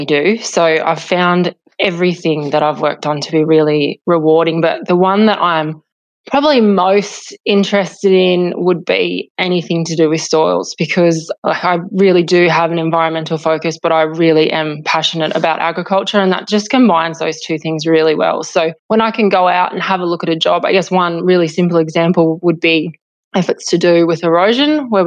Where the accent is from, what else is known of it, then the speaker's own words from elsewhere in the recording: Hillston, New South Wales, Australia; now in Condobolin, Australia; having grown up on a mixed farming property, and I'm from Hilston out in Western New South Wales originally.